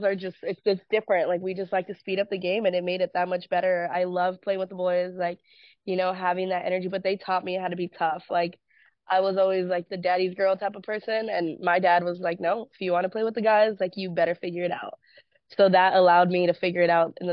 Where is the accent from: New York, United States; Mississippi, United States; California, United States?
California, United States; moved away as an adult; also born or lived in Florida; Born and raised in California